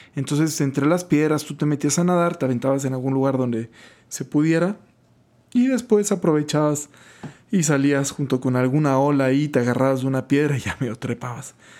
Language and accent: Spanish; Guaymas, Sonora, Mexico; crecí en Guaymas y, y vivía muy cerca del mar